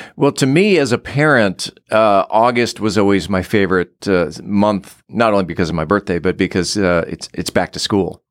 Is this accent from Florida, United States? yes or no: no; San Diego, California, United States; growing up in San Diego, where it was always seventy-five year round